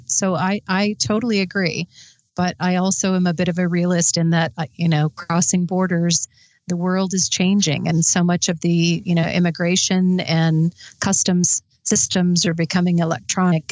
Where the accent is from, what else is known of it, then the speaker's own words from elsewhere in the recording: Midwest, United States; I grew up in the Midwest where I grew up around guns